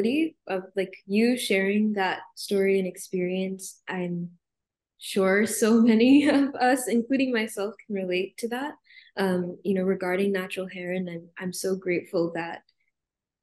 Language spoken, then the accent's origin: English; Arizona, United States; moved away; I grew up in Arizona